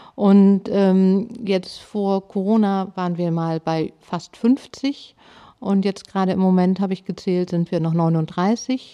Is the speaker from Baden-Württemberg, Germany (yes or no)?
no; Hamburg, Germany; moved away; also born or lived in Bad Oldesloe / Schwarzenbek; Ich komme aus Hamburg und bin in Harburg aufgewachsen.